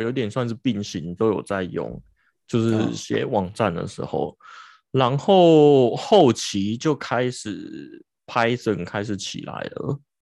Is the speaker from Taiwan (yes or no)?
yes; Taiwan; 我们台湾人